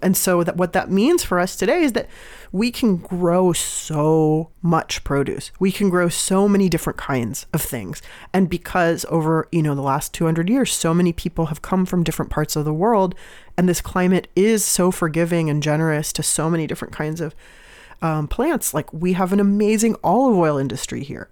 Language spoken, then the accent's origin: English; San Diego, California, United States; also born or lived in Iran (family); now in Oakland, United States; I'm from San Diego, so I grew up going to Mexico a lot.